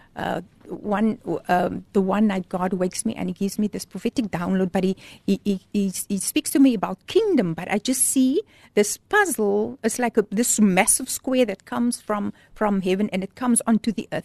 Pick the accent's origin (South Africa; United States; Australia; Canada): South Africa; Port Elizabeth, Eastern Cape; moved away as an adult; now in Cape Town, South Africa; when I moved to Cape Town, because I'm from Port Elizabeth, so I came to study in Cape Town